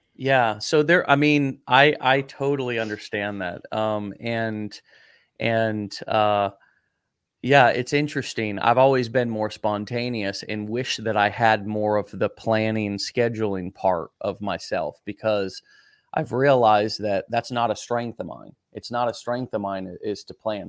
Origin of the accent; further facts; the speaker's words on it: United States; first language English; somebody like me who's an American who English was my first language